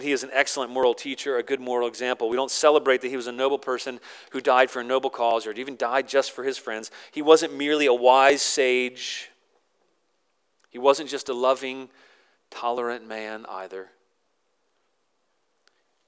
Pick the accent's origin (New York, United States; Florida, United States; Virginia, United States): Virginia, United States; I grew up in Virginia